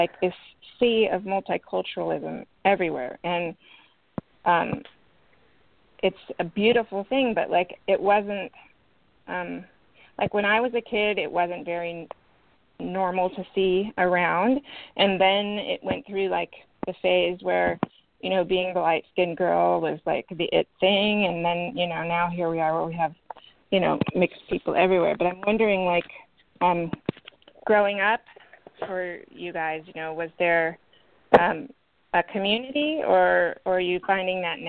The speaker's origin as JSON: {"language": "English", "town": "Berkeley", "region": "California", "country": "United States", "tie": "born or raised there", "said": "I grew up in Berkeley, California"}